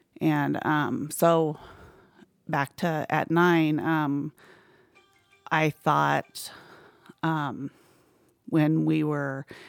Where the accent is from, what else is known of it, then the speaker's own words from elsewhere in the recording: Mesa, Arizona, United States; born there; Okay, so I was born in Mesa, Arizona